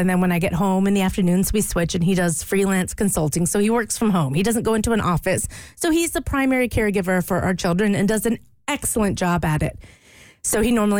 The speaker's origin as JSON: {"language": "English", "region": "Louisiana", "country": "United States", "tie": "born or raised there", "moved": "yes", "said": "I grew up in Louisiana"}